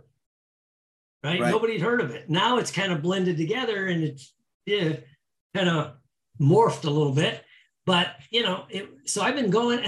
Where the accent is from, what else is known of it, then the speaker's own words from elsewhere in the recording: Indiana, United States; moved away as an adult; now in Florida, United States; I come from Indiana